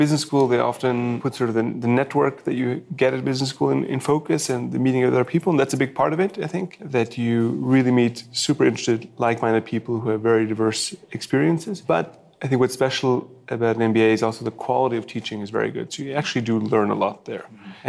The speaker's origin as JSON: {"language": "English", "region": "New York", "country": "United States", "tie": "born or raised there", "moved": "as an adult", "lives_now": "Switzerland", "said": "I'm originally Swiss, but I grew up in New York, went to college there, went to business school there, and after business school, decided to come back to Switzerland"}